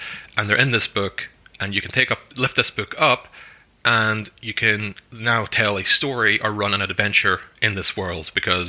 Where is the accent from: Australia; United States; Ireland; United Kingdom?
Ireland; I'm Irish. I'm like one of the most Irish people. You know, I speak the language. I play the music. I live in the country.